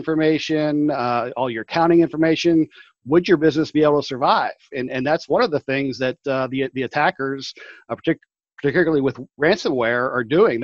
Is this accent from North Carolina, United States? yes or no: no; Saxonburg, Pennsylvania, United States; I returned to my hometown of Saxonburg, which is located north of Pittsburgh